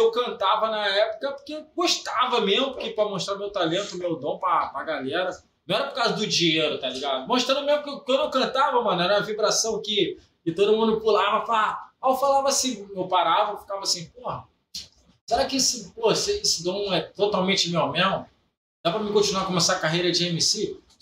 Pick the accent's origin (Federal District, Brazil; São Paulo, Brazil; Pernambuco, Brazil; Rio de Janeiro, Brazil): Rio de Janeiro, Brazil; Belford Roxo; Eu vim da comunidade do Dimas Filho, Morro do Rola, Castelar, em volta, na Rapiã.